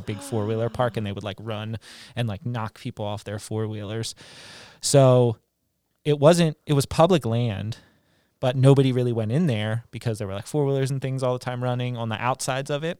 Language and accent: English; West Virginia, United States; moved away; I grew up in West Virginia, really close to Pennsylvania and Maryland